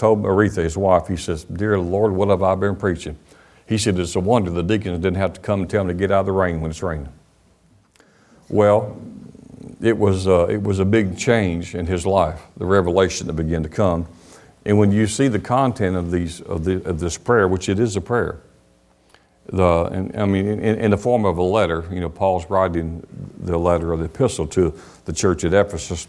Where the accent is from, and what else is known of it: United States; also born or lived in Alabama